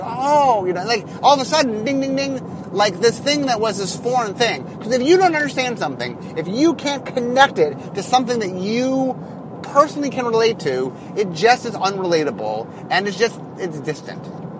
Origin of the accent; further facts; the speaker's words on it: Seattle, Washington, United States; Okay, so I'm from Seattle.